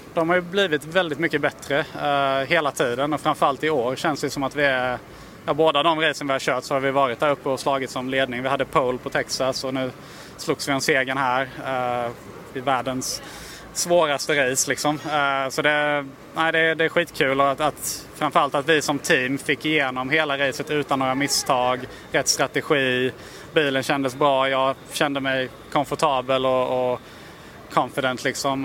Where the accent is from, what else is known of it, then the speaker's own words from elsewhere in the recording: Sweden; som svensk